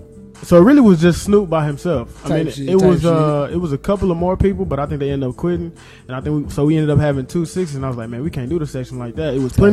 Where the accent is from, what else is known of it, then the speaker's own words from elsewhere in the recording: Waco, Texas, United States; Born and raised in Waco, motherfucking Texas.